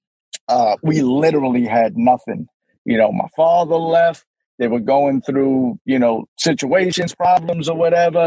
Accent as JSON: {"language": "English", "town": "New York City", "region": "New York", "country": "United States", "tie": "born or raised there", "said": "Born and raised in Brooklyn, New York."}